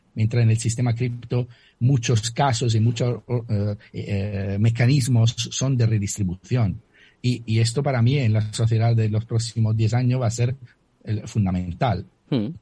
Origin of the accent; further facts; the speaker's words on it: Italy; accent: Italian; Spanish is a second language; moved away; mi acento lo lo declara eh, de manera muy, muy firme, soy italiano.